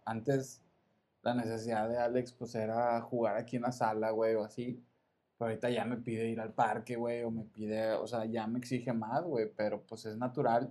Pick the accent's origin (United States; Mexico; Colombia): Mexico; Monterrey, Nuevo León; Yo soy del sur de Monterrey.